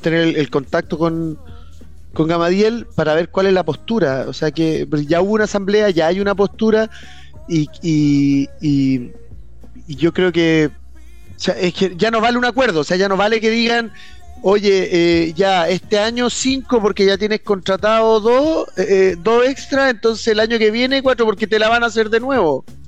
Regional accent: Chile; nuestro país

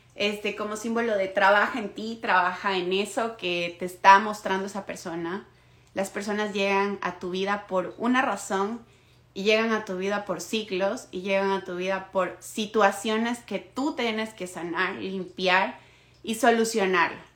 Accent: Ecuador; now in Toronto, Canada; soy de Ecuador, vivo en Toronto en este momento

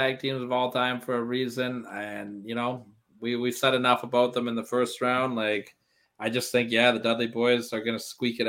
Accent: Canada; And I'm Canadian too, so I got extra pressure on me.

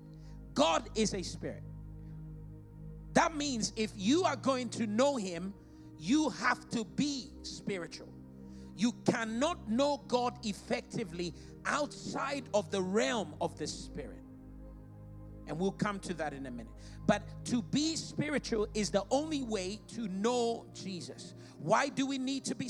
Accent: Ghana; now in United Kingdom; I'm from Ghana. Being a Ghanaian and the family I come from is my biological and geological identity

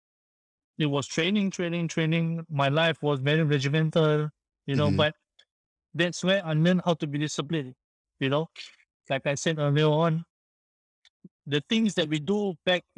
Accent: Singapore; also born or lived in France; I came back from France to Singapore. I had to serve my national service for 2 years.

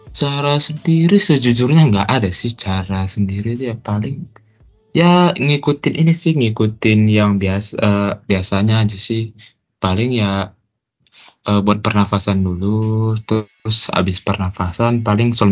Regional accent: Medan, North Sumatra, Indonesia; kebetulan aku kan dari Medan ya berarti kan provinsinya Sumut jadi itu tingkat provinsi se Sumatera Utara

